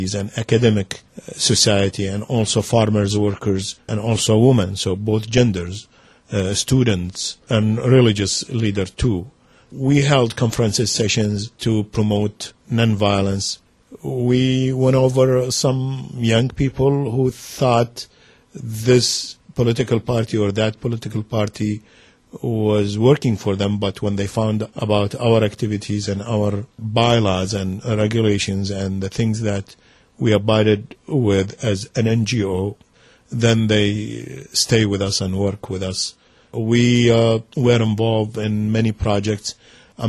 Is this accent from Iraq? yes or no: yes; Iraq; moved away; I was born in Iraq